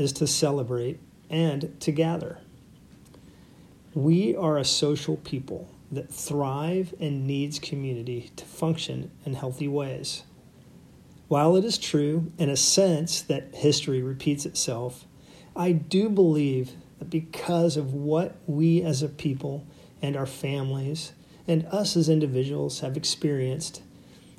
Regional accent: United States; growing up in America, we studied Lincoln at some point, probably many points, as a significant president and cultural figure.

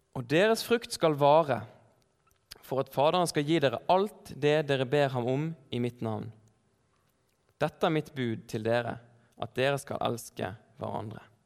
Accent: Bergen, Vestland, Norway; moved away as an adult; now in Oslo, Norway; Jeg er her fra Bergen.

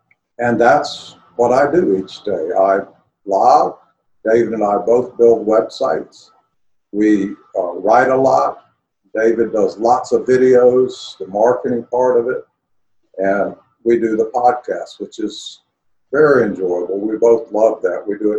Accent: Brazil; My father was called to the mission field, so I grew up in Brazil.

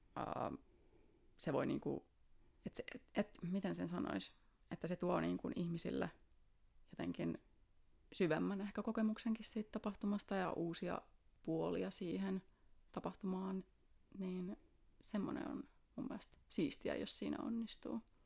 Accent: Espoo, Uusimaa, Finland; also born or lived in Tampere; Tulen Espoosta

